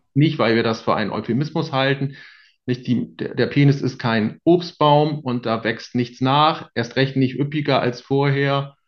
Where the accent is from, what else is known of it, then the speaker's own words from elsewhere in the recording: Bremen, Germany; in Bremen, wo ich groß geworden ist